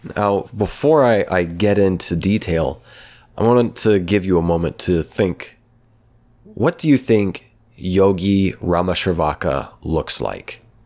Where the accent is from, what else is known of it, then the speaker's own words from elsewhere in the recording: Oklahoma, United States; my hometown in Oklahoma